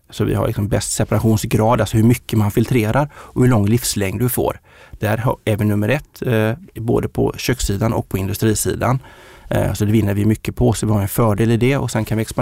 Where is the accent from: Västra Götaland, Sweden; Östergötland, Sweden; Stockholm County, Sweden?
Västra Götaland, Sweden; Uddevalla; moved away; Jag är från Uddevalla